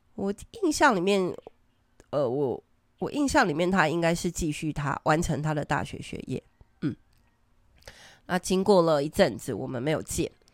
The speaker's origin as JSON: {"language": "Chinese", "country": "Taiwan", "said": "我们台湾人真的真的很很有爱心"}